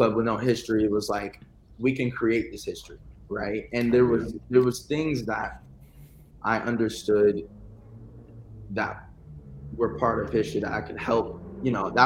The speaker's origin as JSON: {"language": "English", "region": "California", "country": "United States", "said": "I'm from California"}